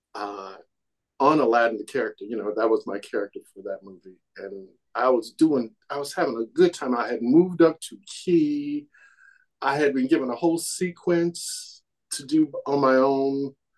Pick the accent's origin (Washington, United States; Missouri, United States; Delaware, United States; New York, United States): Missouri, United States; Kansas City; moved away as an adult; I'm a kid from Kansas City